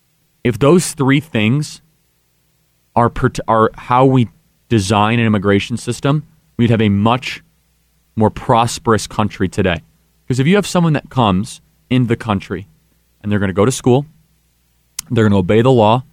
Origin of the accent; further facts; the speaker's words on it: Illinois, United States; I'm from Illinois